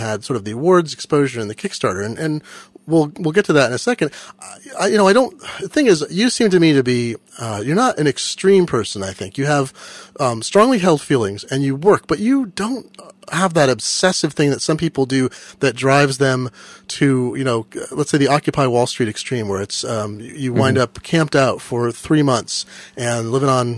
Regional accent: Eugene, Oregon, United States; I grew up in Eugene and Eugene became sort of a bigger city.

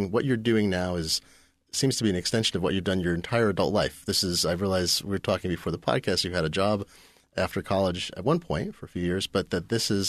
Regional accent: Eugene, Oregon, United States; I grew up in Eugene, Oregon. They're connected by underground railroad.

